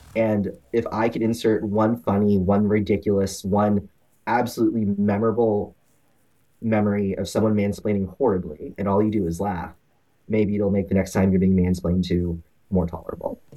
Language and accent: English; Houston, Texas, United States; also born or lived in Omaha, Nebraska; I born and raised in Houston. I went to Omaha for college. Let's stay there for ten years and then moved back